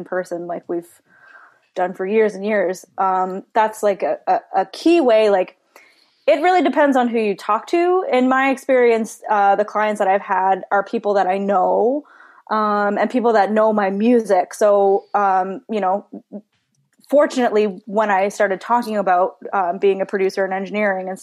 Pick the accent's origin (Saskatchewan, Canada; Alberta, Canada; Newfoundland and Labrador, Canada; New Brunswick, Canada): Newfoundland and Labrador, Canada; born or raised there